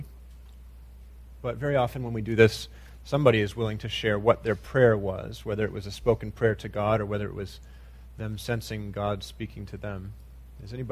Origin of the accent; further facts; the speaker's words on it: United States; as American Christians